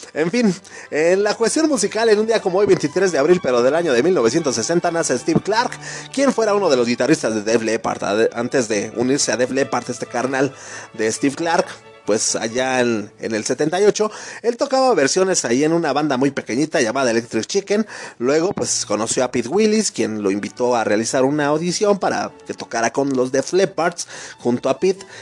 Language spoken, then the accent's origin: Spanish; Mexico; nosotros mismos como mexicanos, como compatriotas